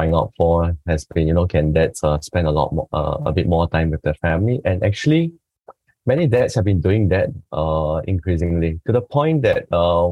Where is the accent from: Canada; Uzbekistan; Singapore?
Singapore; from Singapore